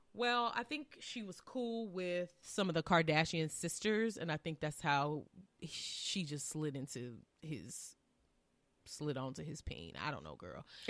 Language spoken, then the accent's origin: English; Southern Illinois, United States; now in Tennessee, United States; We are from Southern Illinois